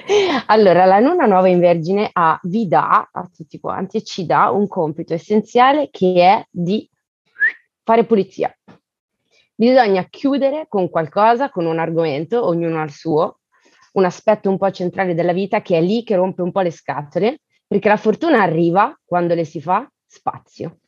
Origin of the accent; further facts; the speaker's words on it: Elba, Tuscany, Italy; also born or lived in Bergamo / Venice; now in Paris, France; sono nata a Bergamo, cresciuta all'Isola d'Elba e vivo a Parigi